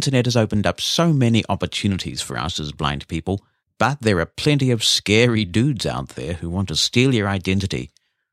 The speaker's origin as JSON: {"language": "English", "country": "New Zealand", "said": "my home country of New Zealand"}